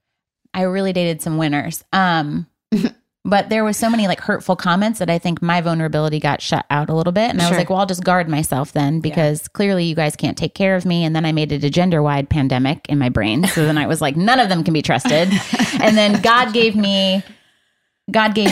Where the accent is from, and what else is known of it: Michigan, United States